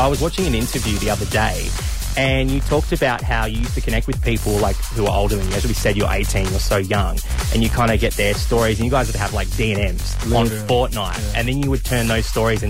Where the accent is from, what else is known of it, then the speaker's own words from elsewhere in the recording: Tasmania, Australia; now in Sydney, Australia; I'm not from Sydney. I'm from Tasmania, which is at the bottom of the world. And we don't have a ferry.